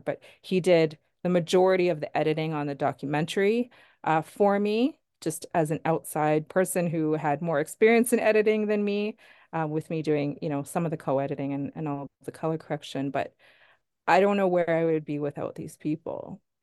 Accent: Sherwood Park, Alberta, Canada; I grew up in Sherwood Park.

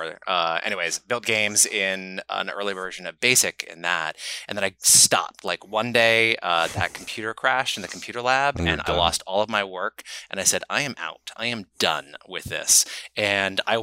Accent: Silicon Valley, California, United States; I grew up in Silicon Valley.

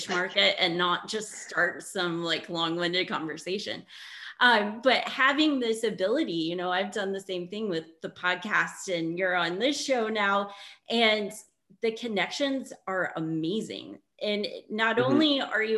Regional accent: Indiana, United States; moved away as an adult; also born or lived in Barcelona; I grew up in Indiana

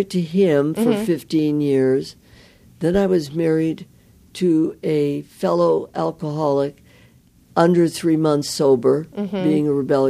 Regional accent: Midwest, United States; I was from the Midwest.

